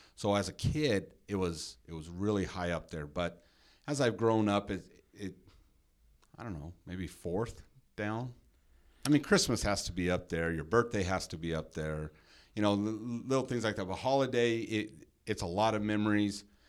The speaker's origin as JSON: {"language": "English", "town": "Henderson", "region": "Nevada", "country": "United States", "tie": "born or raised there", "said": "we grew up in the same neighborhood"}